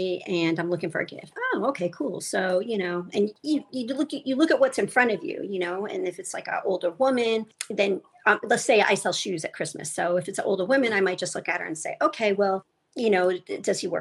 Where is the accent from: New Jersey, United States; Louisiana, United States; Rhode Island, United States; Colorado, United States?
Rhode Island, United States; I grew up in Rhode Island